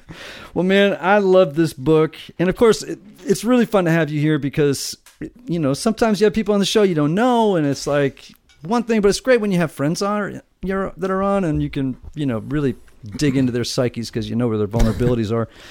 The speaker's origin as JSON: {"language": "English", "region": "Connecticut", "country": "United States", "tie": "born or raised there", "said": "near my hometown in uh, in Connecticut, right across the water"}